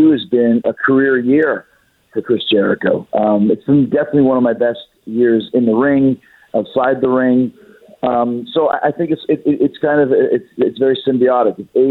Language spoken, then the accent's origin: English; Winnipeg, Manitoba, Canada; I grew up in Winnipeg, Canada